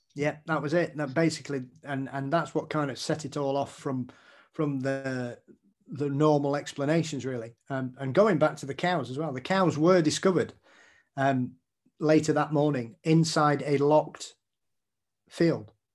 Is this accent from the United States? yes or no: no; Yorkshire and the Humber, United Kingdom; being a Yorkshireman